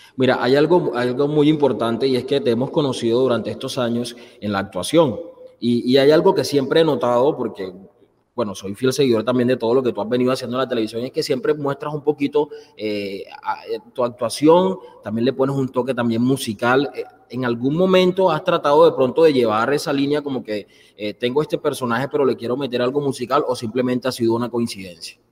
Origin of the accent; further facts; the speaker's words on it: Colombian Caribbean coast, Colombia; todos somos costeños